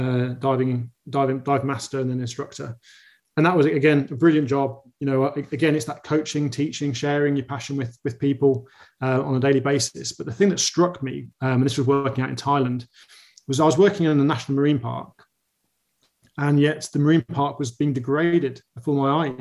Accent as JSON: {"language": "English", "town": "Birmingham", "region": "West Midlands", "country": "United Kingdom", "tie": "born or raised there", "moved": "yes", "said": "I grew up in Birmingham, so I'm a boy from central England"}